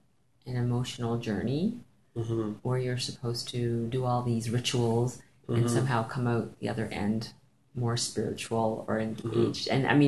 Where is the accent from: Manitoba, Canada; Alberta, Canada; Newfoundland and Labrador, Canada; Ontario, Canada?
Ontario, Canada; moved away as an adult; now in Saskatchewan, Canada; growing up in Ontario